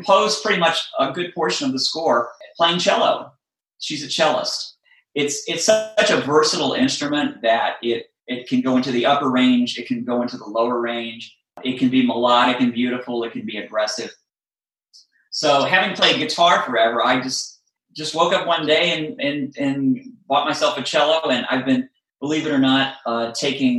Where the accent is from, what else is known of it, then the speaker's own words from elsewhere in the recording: Virginia, United States; I grew up in Virginia